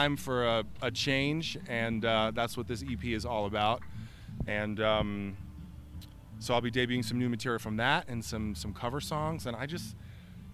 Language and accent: English; New York, United States; moved away as an adult; now in Denver, United States; That's my hometown that I grew up in and I came up in, and I love New York